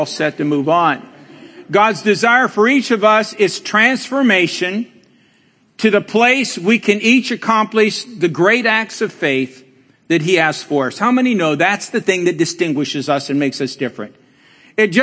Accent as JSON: {"language": "English", "country": "Colombia", "moved": "yes", "lives_now": "Cleveland, United States", "said": "as we say in Colombia"}